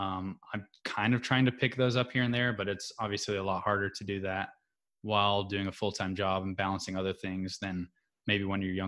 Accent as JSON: {"language": "English", "region": "North Carolina", "country": "United States", "tie": "born or raised there", "said": "We grew up in North Carolina away from my Cuban relatives in Miami and in the Keys."}